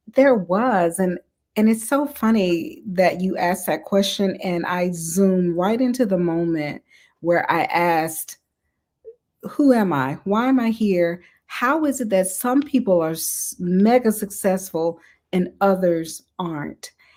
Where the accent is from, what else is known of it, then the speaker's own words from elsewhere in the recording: Mississippi, United States; I'm from the South, I'm from Mississippi, so I was raised